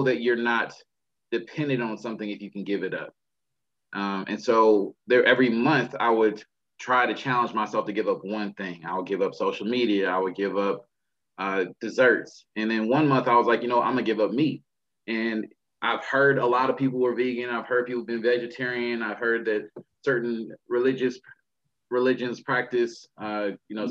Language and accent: English; Texas, United States; I'm from Texas